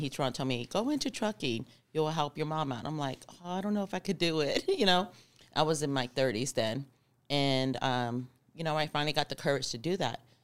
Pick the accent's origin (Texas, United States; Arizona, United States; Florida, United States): Arizona, United States; I'm from Arizona